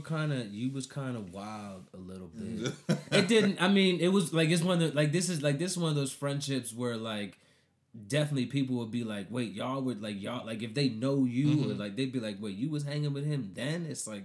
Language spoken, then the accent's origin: English; Colombia; Cause I grew up in Colombia.